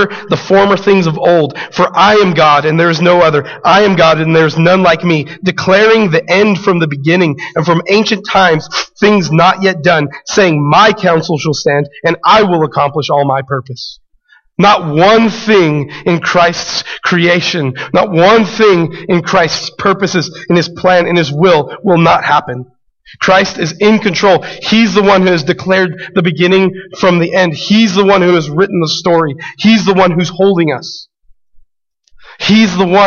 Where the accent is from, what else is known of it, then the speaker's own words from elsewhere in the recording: Albuquerque, New Mexico, United States; growing up in Albuquerque, being a city boy